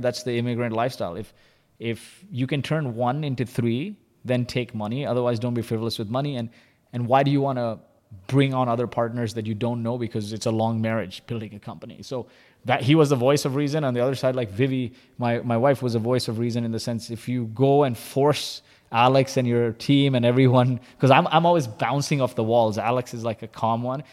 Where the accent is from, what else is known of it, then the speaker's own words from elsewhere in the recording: Kuwait; moved away; also born or lived in Dubai / San Francisco / Vancouver; I was born in Kuwait